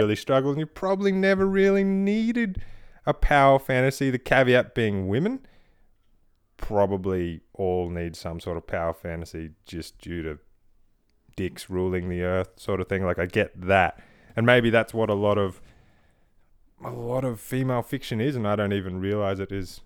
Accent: Australia; I'm Australian

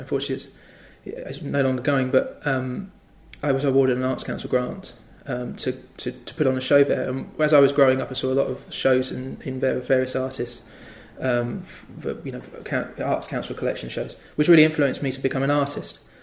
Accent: the Fens, East of England, United Kingdom; also born or lived in London; now in Cambridge, United Kingdom; I grew up in the Fens, which is a very flat area of land.

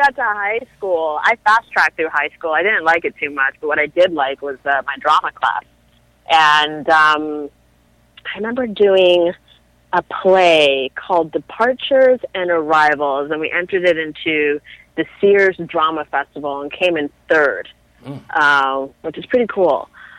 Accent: Toronto, Ontario, Canada; I grew up in North York, like Lawrence and Keele area. And I went to school downtown, like Jarvis Collegiate, and Ryerson University is my alma mater.

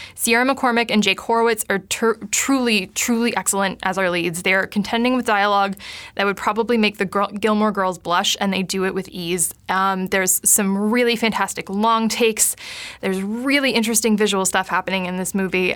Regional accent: Kitchener, Cambridge, Waterloo, Ontario, Canada; my hometown area of Kitchener, Cambridge, Waterloo

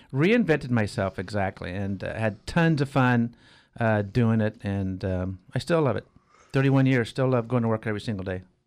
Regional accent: Arroyo Grande, California, United States; also born or lived in San Jose; I grew up in Arroyo Grande.

